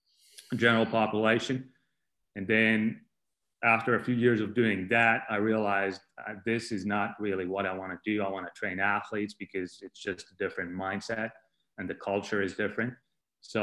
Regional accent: Finland; moved away; I was born in Finland. I grew up in Finland. I'm Finnish 100%.

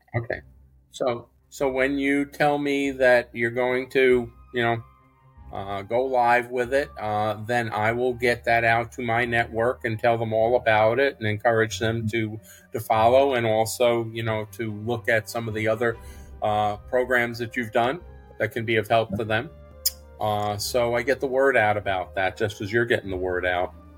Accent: New York City, New York, United States; moved away; I grew up in New York City

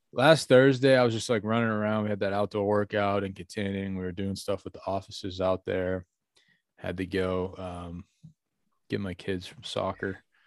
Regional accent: North Huntington, Pennsylvania, United States; where I grew up in North Huntington

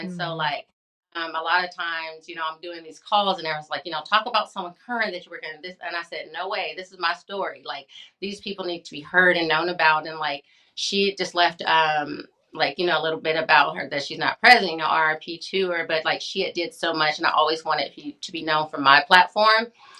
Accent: Lubbock, Texas, United States; I grew up in Lubbock, Texas Tech.

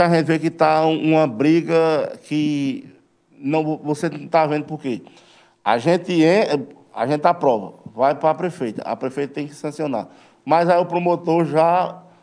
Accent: Serra Talhada, Pernambuco, Brazil; antes de ser brasileiro, eu sou serra Sou pernambucano

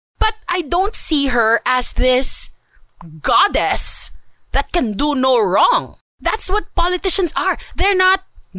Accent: Philippines; I love my country. I love being Filipino. But we have to admit that it sucks to live here.

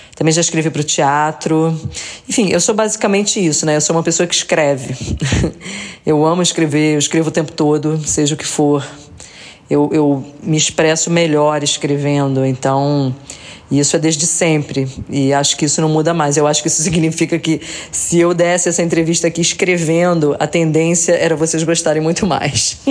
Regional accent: Rio de Janeiro, Brazil; eu sou carioca

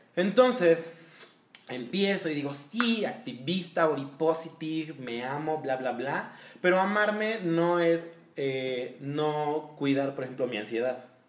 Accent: Mexico; todos de aquí somos mexicanos

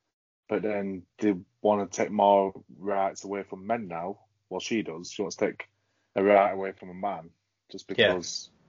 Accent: Yorkshire and the Humber, United Kingdom; we're from Yorkshire

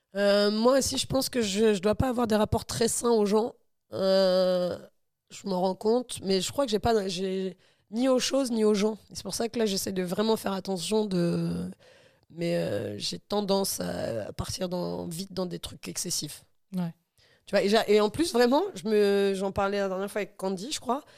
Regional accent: Normandy, France; moved away; also born or lived in Dammarie-les-Lys; quand j'étais jeune en Normandie

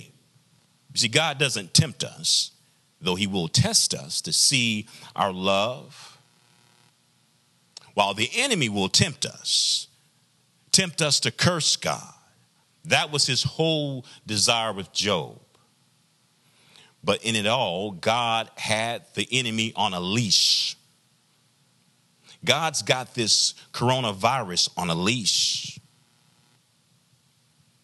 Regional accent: the South, United States; I'm from the South, traditional Black community, Black church experience

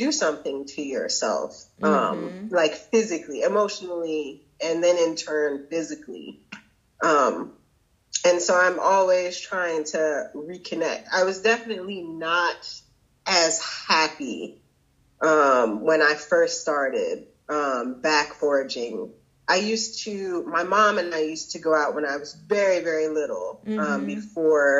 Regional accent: Florida, United States; now in North Carolina, United States; where I grew up in Florida

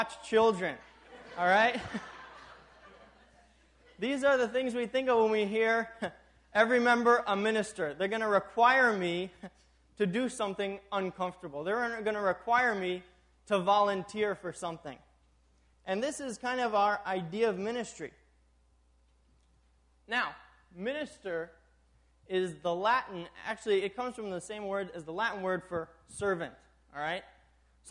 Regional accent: Tanzania; also born or lived in New York, United States; now in Minnesota, United States; I grew up in East Africa, Tanzania.

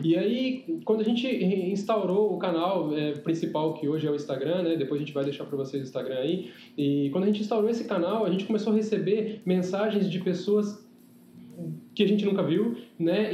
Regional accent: São José do Rio Preto, São Paulo, Brazil; born or raised there; also born or lived in Penápolis

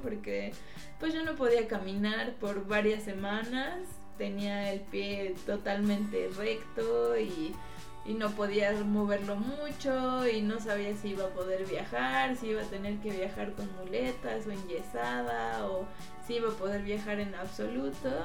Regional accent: Mexico City, Mexico; llegamos pues como buenos chilangos

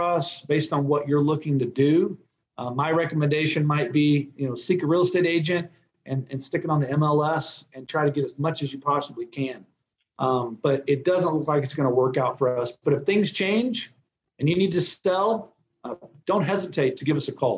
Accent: Texas, United States; I'm from Texas

